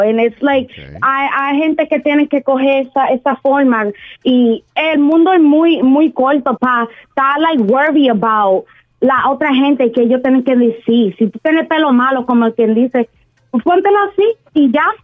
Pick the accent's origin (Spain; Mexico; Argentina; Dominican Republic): Dominican Republic; yo soy dominicana